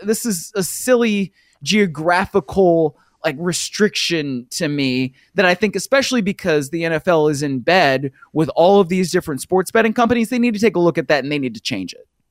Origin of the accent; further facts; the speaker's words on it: Cleveland, Ohio, United States; I'm from Cleveland